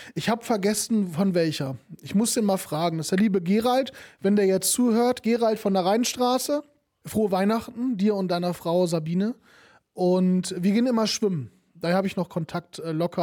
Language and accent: German; Kevelaer, North Rhine-Westphalia, Germany; moved away; bei uns in Kevela, woher ich komme, ne, ich bin ja Kevelarer